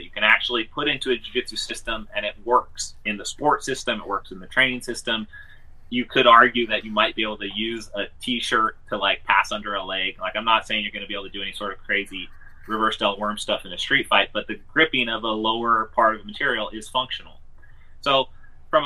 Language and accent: English; United States; We're the American jiu-jitsu practitioners